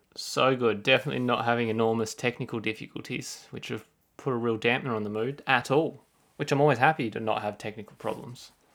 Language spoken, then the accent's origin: English; Australia; As an Australian